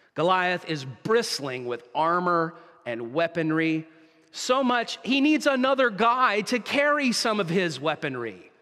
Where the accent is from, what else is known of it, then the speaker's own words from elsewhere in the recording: United States; now in Canada; My home country, the U S